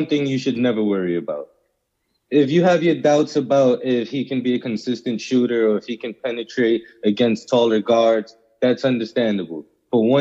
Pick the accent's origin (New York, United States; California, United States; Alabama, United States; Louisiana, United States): New York, United States; New York City; as a New Yorker and a Bronx native